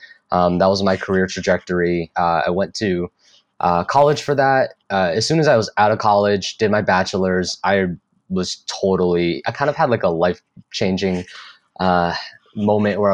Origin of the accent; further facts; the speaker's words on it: Connecticut, United States; now in Austin, United States; I'm actually from Connecticut